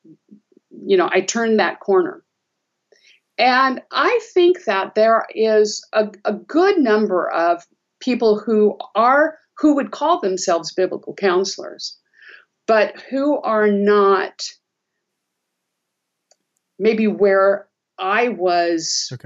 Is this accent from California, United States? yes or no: yes; Southern California, United States; I grew up in Southern California